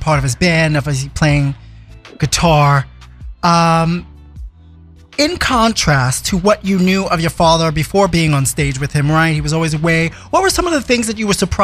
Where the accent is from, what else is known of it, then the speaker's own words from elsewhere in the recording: New York City, New York, United States; I was born and raised in Brooklyn myself.